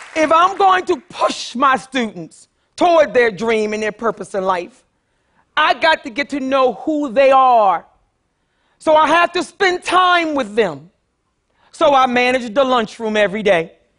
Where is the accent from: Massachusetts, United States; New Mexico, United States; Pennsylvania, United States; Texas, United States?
Pennsylvania, United States; Philadelphia; I grew up poor in North Philadelphia